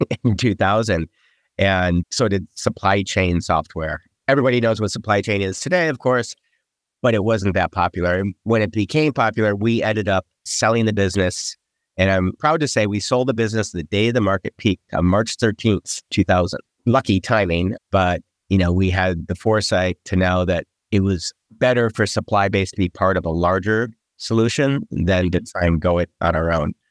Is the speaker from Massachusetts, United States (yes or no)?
no; Michigan, United States; moved away as an adult; also born or lived in East Coast; I grew up in Michigan